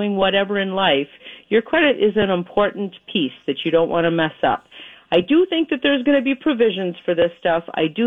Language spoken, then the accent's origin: English; Minnesota, United States; moved away; I am from Minnesota